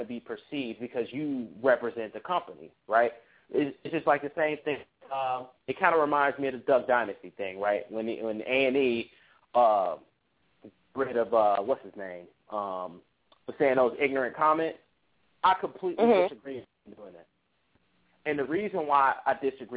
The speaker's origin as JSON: {"language": "English", "town": "Cincinnati", "region": "Ohio", "country": "United States", "said": "I'm from Cincinnati"}